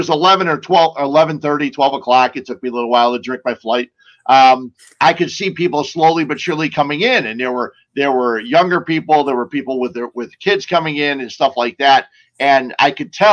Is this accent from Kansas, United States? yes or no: no; Cicero, Illinois, United States; I grew up in Cicero and got stuck by that train numerous times